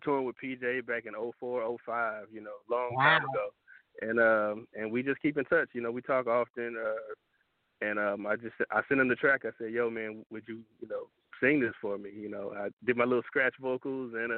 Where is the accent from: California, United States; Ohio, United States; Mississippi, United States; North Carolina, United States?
Mississippi, United States; Jackson; moved away as an adult; also born or lived in Bloomington, Indiana; now in Atlanta, United States; I'm a church boy at heart, born and raised in Jackson, Mississippi